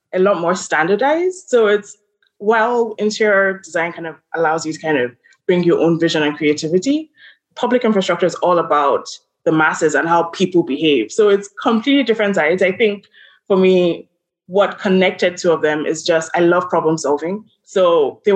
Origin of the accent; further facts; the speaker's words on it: Lagos, Nigeria; moved away as an adult; also born or lived in Charlottesville, Virginia / New York; I'm from Lagos, Nigeria.